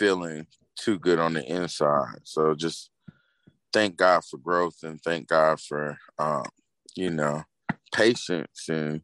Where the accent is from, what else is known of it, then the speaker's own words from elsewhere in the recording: Fayetteville, North Carolina, United States; I am from Fayetteville, aka Dreamville